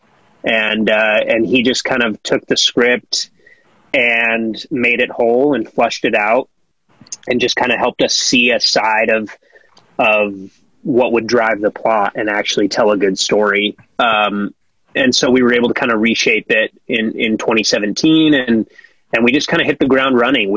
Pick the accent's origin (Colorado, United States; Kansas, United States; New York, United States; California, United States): Colorado, United States; now in Los Angeles, United States; I'm from Colorado